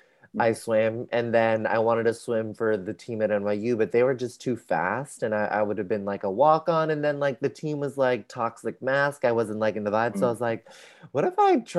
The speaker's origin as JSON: {"language": "English", "town": "San Rafael", "region": "California", "country": "United States", "moved": "yes", "said": "I'm from San Rafael. It's a suburb, a city outside of San Francisco."}